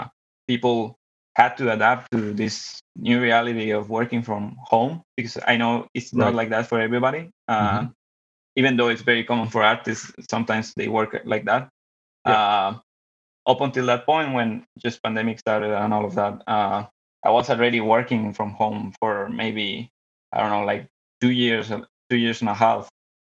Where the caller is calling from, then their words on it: Monterrey, Nuevo León, Mexico; I'm calling from the meat capital of Mexico, Monterrey, Nuevo León.